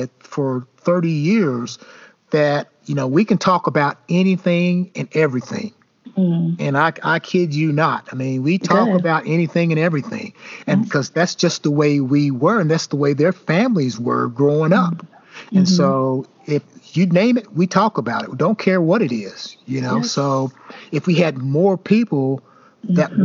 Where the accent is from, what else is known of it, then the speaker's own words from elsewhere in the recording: the South, United States; now in Indiana, United States; Moving to Indiana, I tell folks all the time when I first moved here, I said, I grew up in the South.